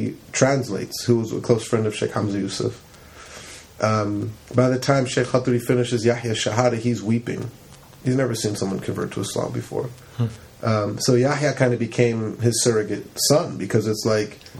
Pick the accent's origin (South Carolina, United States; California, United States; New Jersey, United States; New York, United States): California, United States; Campbell; we grew up in Campbell